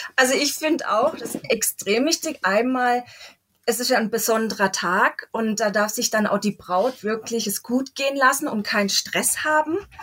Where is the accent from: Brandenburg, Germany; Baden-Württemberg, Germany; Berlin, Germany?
Baden-Württemberg, Germany; Waldkirch; moved away as an adult; now in Elzach, Germany; Ich komme gebürtig aus Waldkirch, lebe aber in Elsach, weil mein Mann daherkommt